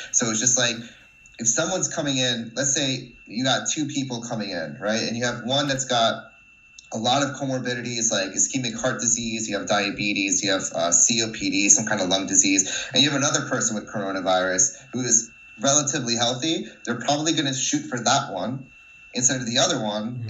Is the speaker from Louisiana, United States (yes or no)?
no; New Jersey, United States; moved away as an adult; also born or lived in Wrocław, Poland; now in Scotland, United Kingdom; I was born and raised in New Jersey.